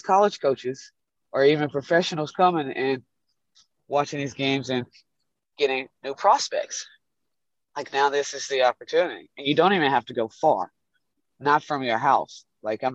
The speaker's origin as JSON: {"language": "English", "town": "Atlanta", "region": "Georgia", "country": "United States", "tie": "born or raised there", "moved": "as an adult", "lives_now": "Düsseldorf, Germany"}